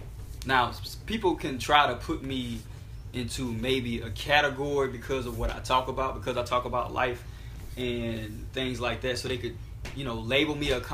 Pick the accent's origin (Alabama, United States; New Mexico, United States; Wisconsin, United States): Alabama, United States; A lot of times people don't even believe I'm from Alabama because they think that, you know, being Southern is monolithic